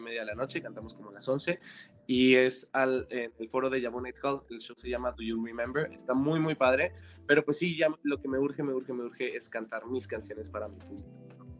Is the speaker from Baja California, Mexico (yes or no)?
yes; Tijuana, Baja California, Mexico; moved away as an adult; also born or lived in Guadalajara, Jalisco; now in Mexico City, Mexico; crecí y fui, fui criado en Tijuana